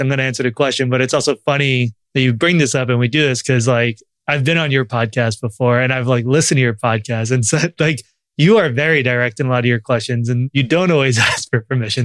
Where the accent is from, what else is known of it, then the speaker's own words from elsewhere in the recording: Long Island, New York, United States; I grew up Jewish. I struggled a lot with it in a town that was, had a ton of Jews in Long Island and New York